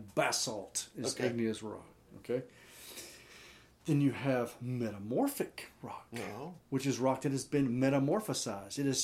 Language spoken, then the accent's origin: English; Florence, South Carolina, United States; I'm a redneck from Florence, Chad. That's where I went to high school and college